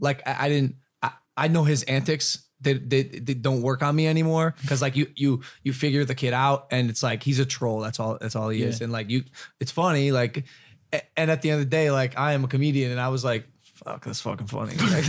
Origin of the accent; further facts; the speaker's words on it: Ohio, United States; I'm from Ohio. Not from Texas.